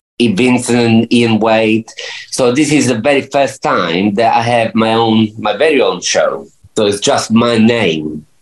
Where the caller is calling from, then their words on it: Spain; also born or lived in United Kingdom; I'm in Spain.